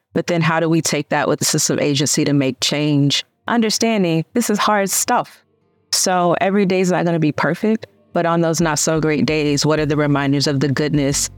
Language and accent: English; Memphis, Tennessee, United States; where I come from, I immediately wanted to say South Memphis, loud and proud